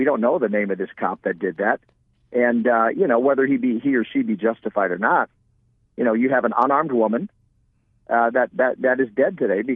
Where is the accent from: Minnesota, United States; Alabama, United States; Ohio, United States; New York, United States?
Minnesota, United States; Minneapolis; now in Phoenix, United States; I'm from Minnesota originally, and Minneapolis